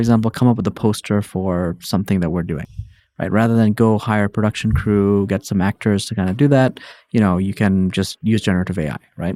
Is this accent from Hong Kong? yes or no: yes; Hong Kong; moved away as an adult; also born or lived in New York, United States; born and raised in Hong Kong, spent a bunch of time there